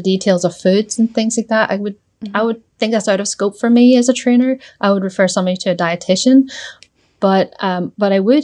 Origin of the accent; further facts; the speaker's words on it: Northern Ireland, United Kingdom; I'm from Northern Ireland